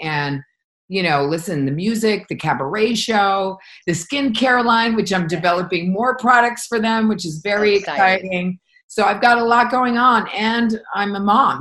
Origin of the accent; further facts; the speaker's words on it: Connecticut, United States; moved away; growing up in Connecticut